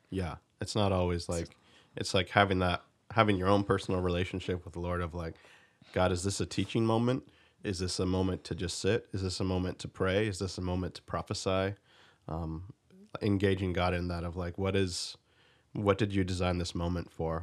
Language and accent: English; United States; being an American